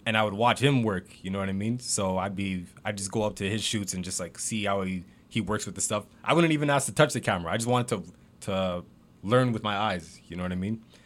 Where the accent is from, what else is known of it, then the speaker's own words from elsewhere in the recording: Mississauga, Ontario, Canada; I'm from Saga